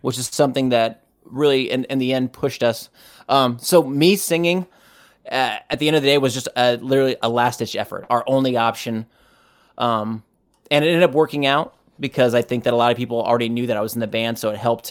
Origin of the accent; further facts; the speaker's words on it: United States; I'm an American